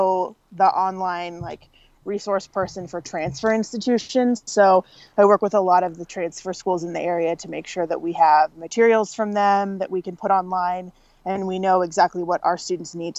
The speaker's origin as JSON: {"language": "English", "town": "Vancouver", "region": "Washington", "country": "United States", "tie": "born or raised there", "also_born_or_lived": "Western North Carolina", "moved": "as an adult", "said": "I decided to move back to my hometown and got a job as an academic advisor at the community college where I got my associate's degree."}